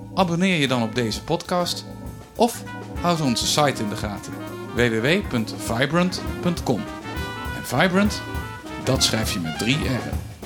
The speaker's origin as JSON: {"language": "Dutch", "town": "Venray", "region": "Limburg", "country": "Netherlands", "moved": "yes", "said": "ik kom oorspronkelijk uit Venray"}